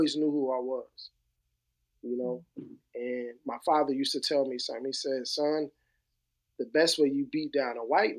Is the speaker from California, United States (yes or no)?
no; New Jersey, United States; growing up in New Jersey during the 80s and the 90s